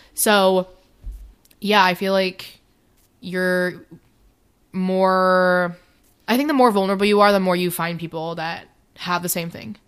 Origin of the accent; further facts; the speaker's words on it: New York City, New York, United States; now in Maryland, United States; I grew up in New York City